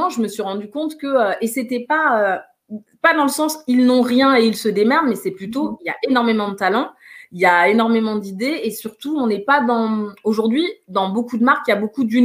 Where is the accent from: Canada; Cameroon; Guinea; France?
Guinea; J'ai commencé par la Guinée parce que je suis originaire de la Guinée en me disant, tu vas commencer par Conakry.